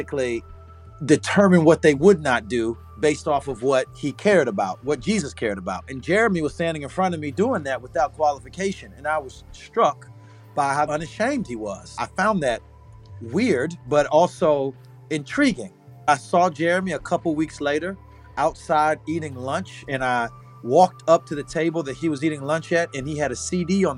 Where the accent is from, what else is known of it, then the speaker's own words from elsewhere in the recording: St. Petersburg, Florida, United States; also born or lived in Southern Illinois; I'm from Southside, St. Petersburg. I was raised partially there. The other half of my childhood I spent in Southern Illinois on an Air Force base